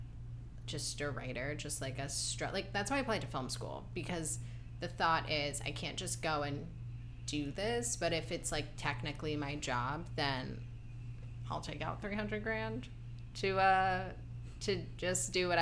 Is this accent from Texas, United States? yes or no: no; Ohio, United States; also born or lived in New York; now in Los Angeles, United States; I grew up very confused in Ohio